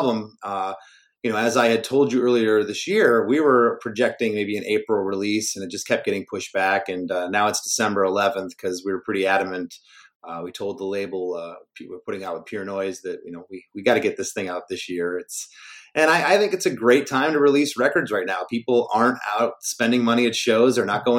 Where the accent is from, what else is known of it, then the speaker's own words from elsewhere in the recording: Michigan, United States; born there; I was born in Michigan in 1973.